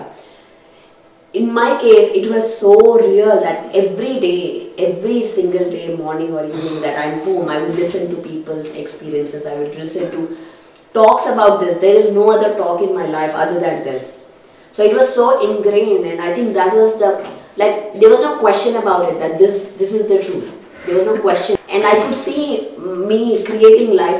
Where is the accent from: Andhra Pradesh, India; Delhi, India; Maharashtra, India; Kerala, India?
Andhra Pradesh, India; Kurnool; growing up in Karnool